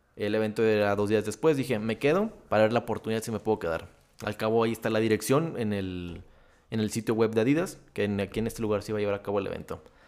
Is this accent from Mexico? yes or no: yes; Torreón, Coahuila, Mexico; soy de Torreón, soy lagunero, paisa